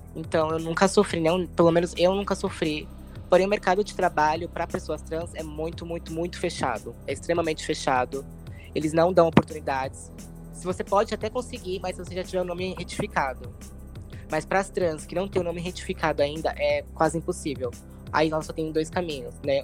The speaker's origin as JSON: {"language": "Portuguese", "region": "São Paulo", "country": "Brazil", "said": "sou de São Paulo, tenho 24 anos"}